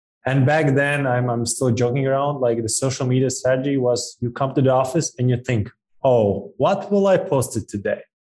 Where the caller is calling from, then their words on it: Riga, Latvia; I'm calling from Europe, from a pretty small country, Riga, Latvia. So less than 2 million citizens, population.